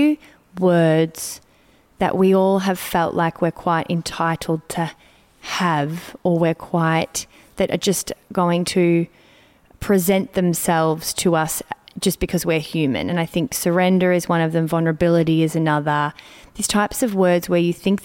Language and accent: English; Melbourne, Victoria, Australia; moved away; I'm in Melbourne, which for me brings up many things because it's my hometown and I've lived away for a long time